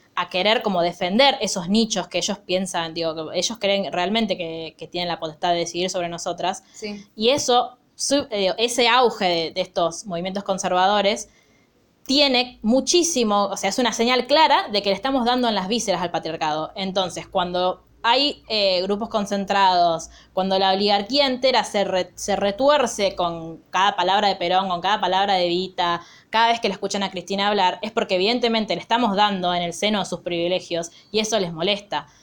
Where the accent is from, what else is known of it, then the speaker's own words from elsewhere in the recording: Argentina; me encanta ser argentina